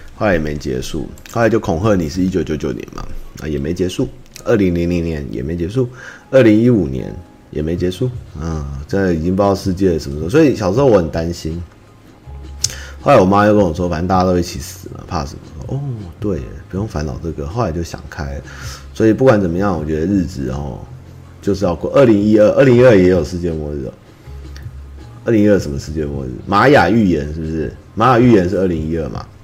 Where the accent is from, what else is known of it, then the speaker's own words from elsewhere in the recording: Taiwan; 只是我们台湾人会常常被被压住